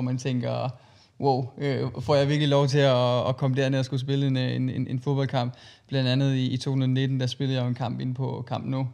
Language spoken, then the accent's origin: Danish; Christiansfeld, Southern Denmark, Denmark; jeg kommer fra en lille by i, i, i Sønderjylland, der hedder Christian Svendt, som ligger mellem, øh, Kolding og Haderslev